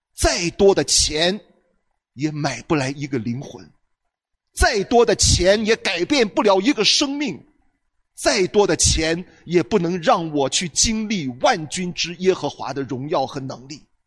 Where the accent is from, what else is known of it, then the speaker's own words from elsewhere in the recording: China; 我们中国人的文化当中其实有很多切入点的